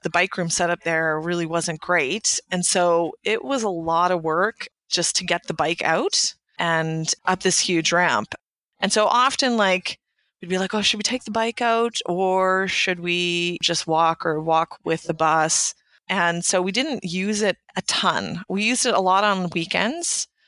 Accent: Canada; I'm a Canadian

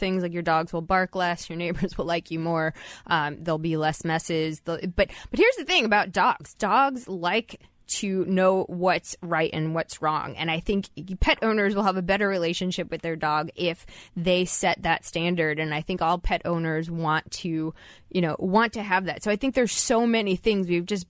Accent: New Jersey, United States; moved away; I'm from New Jersey.

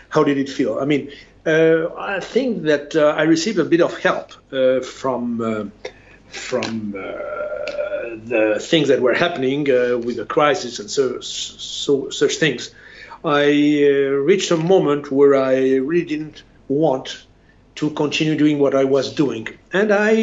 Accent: Spain; also born or lived in France; I'm a Spaniard

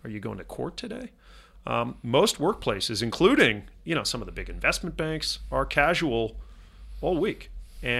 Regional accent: Laguna Beach, California, United States; I grew up in Laguna Beach, California

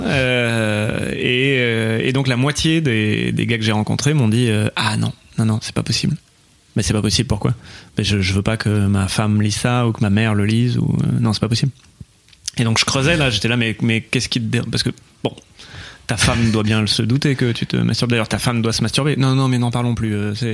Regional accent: Bordeaux, Nouvelle-Aquitaine, France; je, suis né à Bordeaux.

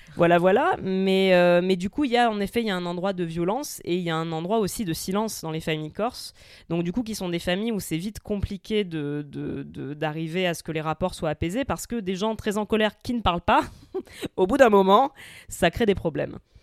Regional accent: Marseille, Provence-Alpes-Côte d'Azur, France; moved away as an adult; bien que je sois né à Marseille et que j'y ai grandi jusqu'à mes 20 ans

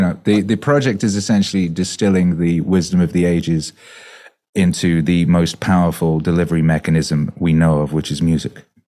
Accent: Wales, United Kingdom; moved away; also born or lived in West Bromwich, England; I was born there and we moved to Wales when I was two, so I grew up in Wales, so, you know, I learned to speak Welsh

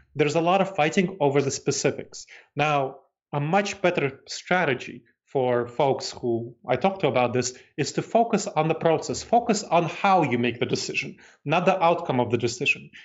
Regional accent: New York City, New York, United States; moved away; also born or lived in Moldova / Massachusetts, United States / North Carolina, United States / Ohio, United States; I grew up in New York City, and that was kind of my home.

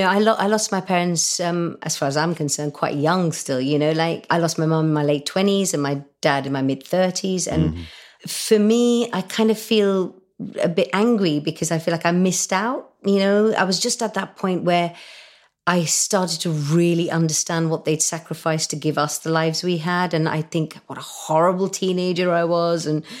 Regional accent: India; Because when I was brought up in India and we had to do our prayers before we ate, and mum and dad kind of brought us up in quite a strict way that way.

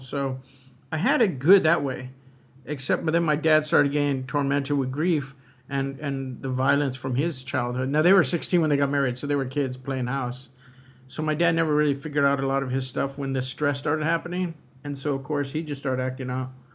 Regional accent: Los Angeles, California, United States; moved away as an adult; now in San Francisco Bay Area, United States; I was raised in a neighborhood where everybody was, um, Catholic for the most part

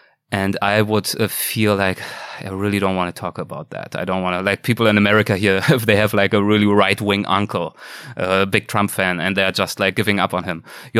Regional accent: Germany; English is a second language; in Germany, in my home country

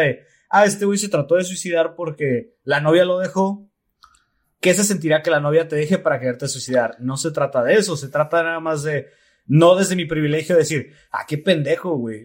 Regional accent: Mexico; los mexicanos, en particular los mexicanos

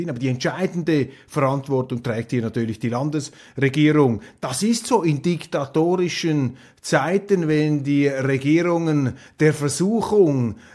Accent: Switzerland

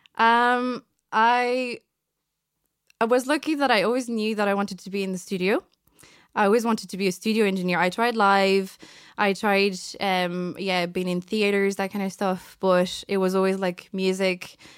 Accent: France; also born or lived in Vietnam; now in Ireland; so I've been raised as a French person my entire life. So I'm actually French

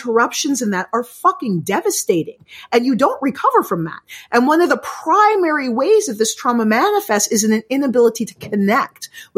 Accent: United States; now in Canada; I live in Canada, but I'm American

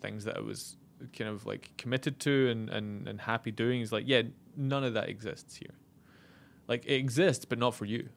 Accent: Scotland, United Kingdom; moved away; being from the U K, we kinda bonded, even though he's English and I'm Scottish

